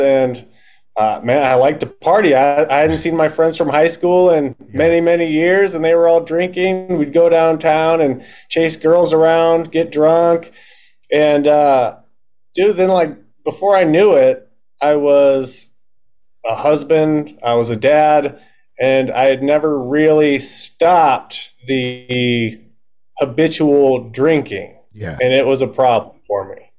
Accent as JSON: {"language": "English", "town": "Omaha", "region": "Nebraska", "country": "United States", "said": "I'm in Omaha, Nebraska."}